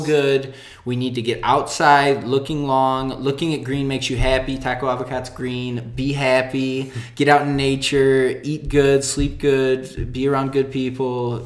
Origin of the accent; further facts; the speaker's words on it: right outside Detroit, Michigan, United States; moved away as an adult; now in El Paso, United States; I grew up in Michigan, right outside Detroit